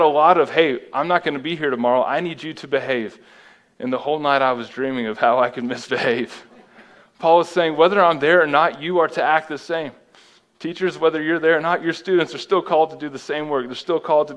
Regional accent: United States; I am an American.

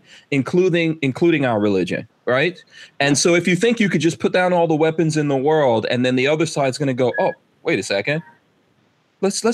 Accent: New York City, New York, United States; I grew up with this in New York City as a kid

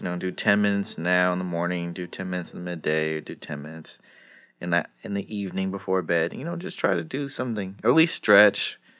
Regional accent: San Jose, California, United States; San Jose. San Jose.

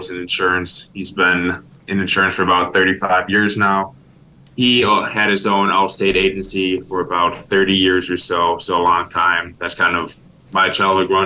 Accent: Milwaukee, Wisconsin, United States; I'm from Milwaukee, Wisconsin here

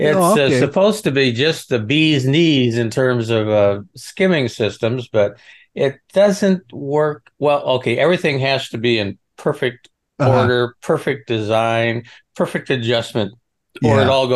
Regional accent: Nebraska, United States; Well, okay. I came from Nebraska. What is winter grass?

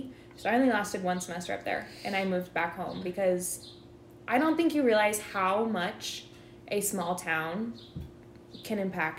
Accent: Ogden, Iowa, United States; also born or lived in South Dakota; So I am actually from Ogden, Iowa, which is a small little town smack dab in the center of the state. And it is small. It is quaint, and there's not a lot here.

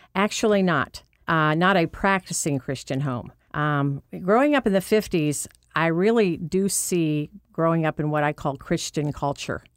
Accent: Orrville, Ohio, United States; also born or lived in Massillon, Ohio; my hometown is actually Orville, Ohio

